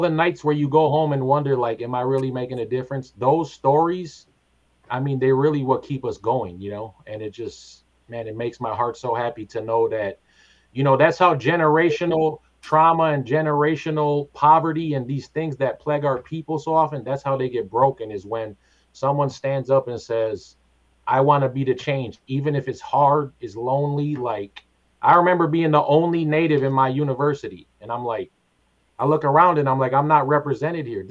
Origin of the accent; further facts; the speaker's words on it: Twin Cities, Minnesota, United States; I grew up in the Twin Cities and I was a club kid for a long time